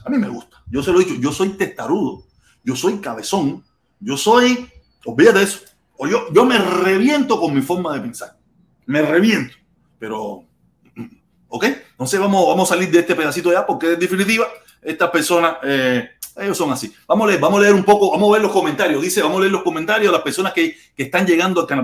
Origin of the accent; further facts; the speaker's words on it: Cuba; now in Miami, United States; allí es mi tierra natal